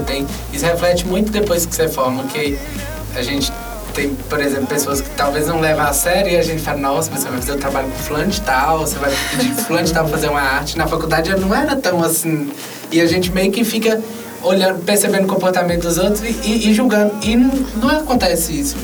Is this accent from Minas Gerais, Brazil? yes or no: yes; Montes Claros, Minas Gerais, Brazil; eu sou daqui de Montes Claros